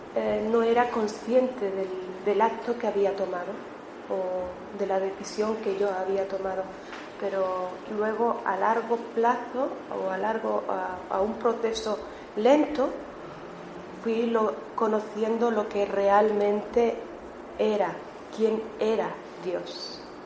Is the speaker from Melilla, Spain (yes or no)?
yes; Melilla, Spain; moved away as an adult; now in Barcelona, Spain; yo soy de Melilla